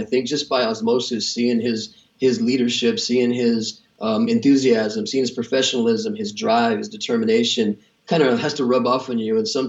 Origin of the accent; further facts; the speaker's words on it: East Los Angeles, California, United States; Well, I had a great life. I mean, East Los Angeles kind of has that connotation. It's pretty heavily Hispanic, basically.